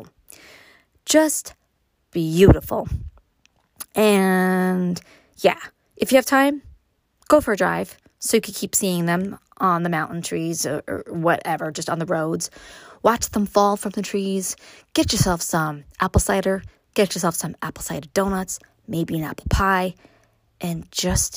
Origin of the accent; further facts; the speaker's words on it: New York City, New York, United States; moved away as an adult; now in upstate New York, United States; growing up in Brooklyn